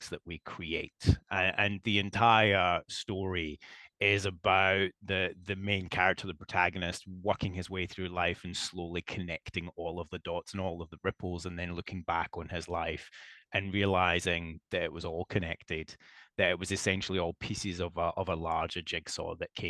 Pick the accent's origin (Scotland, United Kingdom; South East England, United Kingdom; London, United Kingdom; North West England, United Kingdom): Scotland, United Kingdom; moved away as an adult; also born or lived in Asia / Southeast Asia; now in Melbourne, Australia; I'm the only member of my family to be born and raised in Scotland.